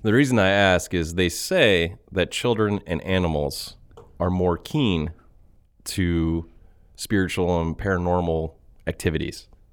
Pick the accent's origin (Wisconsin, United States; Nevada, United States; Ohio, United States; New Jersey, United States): Ohio, United States; we are from Ohio. We are currently in Ohio